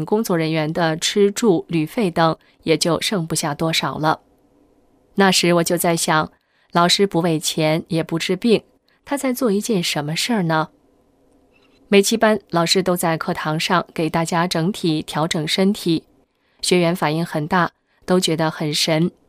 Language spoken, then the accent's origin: Chinese; Beijing, China; 我小时候在北京郊区的农村住过几年，关于佛道神及鬼的概念，都是坐在小板凳上听老太太们讲故事得来的。